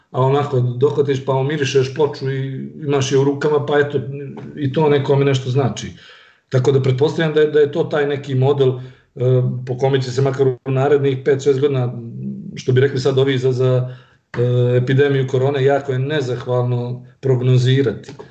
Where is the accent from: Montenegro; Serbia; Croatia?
Montenegro; iako smo generacijski tu, eh, malo je rock'n'roll kasnije u Crnoj Gori